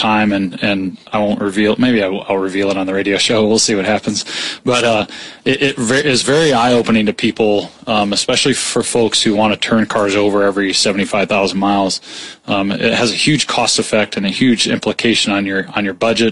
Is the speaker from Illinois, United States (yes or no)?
yes; Peoria, Illinois, United States; also born or lived in Florida / Atlanta / Michigan / Colorado; I grew up in Peoria. Graduate of Peoria High